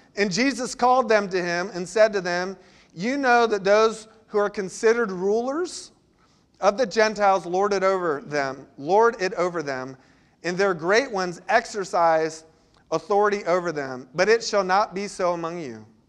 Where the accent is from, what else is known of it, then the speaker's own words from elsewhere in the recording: Florida, United States; now in Charleston, United States; I grew up in Florida where tides aren't a big deal